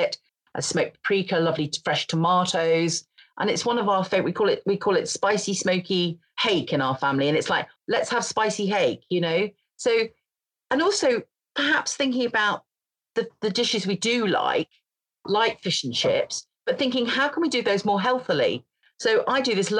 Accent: Grimsby, Yorkshire and the Humber, United Kingdom; also born or lived in Scotland; I come from Grimsby

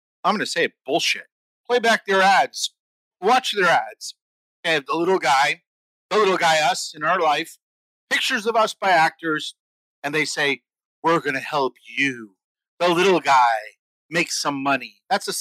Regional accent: United States; I grew up in the New York, New Jersey middle class area

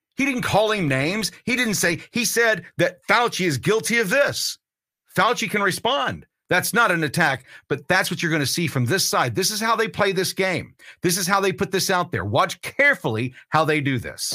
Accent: United States; I'm an American

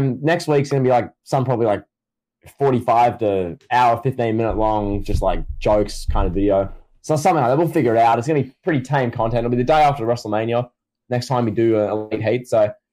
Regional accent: Australia; Yes, I am Australian

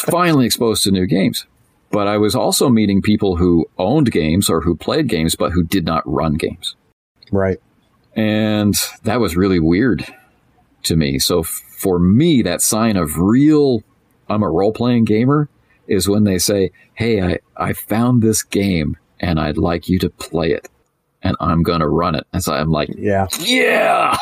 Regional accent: Canada; I'm Canadian, so I'm sitting in a Tim Hortons

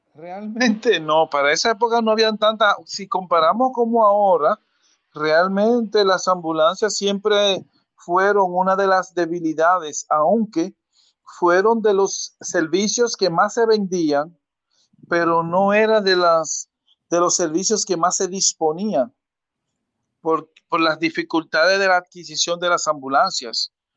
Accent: Santo Domingo, Distrito Nacional, Dominican Republic; moved away as an adult; also born or lived in San Francisco de Macorís; now in Nagua, Dominican Republic; yo nací en San Francisco, me declararon en Cercedo, me crié en Santo Domingo y ahora vivo en Nagua

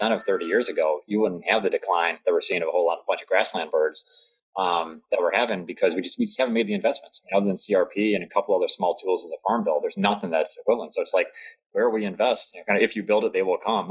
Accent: Delaware, United States; my home state of Delaware

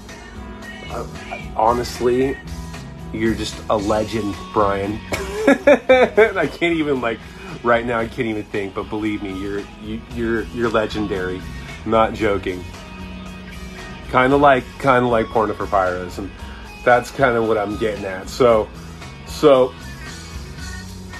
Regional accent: Orange County, California, United States; So I'm from Orange County.

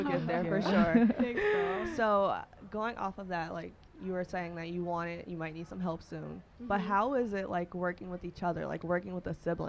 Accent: Chicago, Illinois, United States; moved away as an adult; now in New York, United States; So, I'm originally from Chicago.

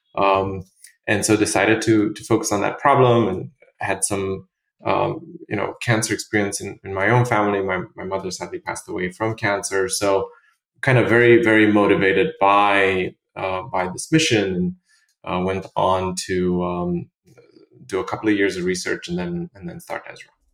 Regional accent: Romania; moved away; also born or lived in Bucharest; I'm originally from Romania

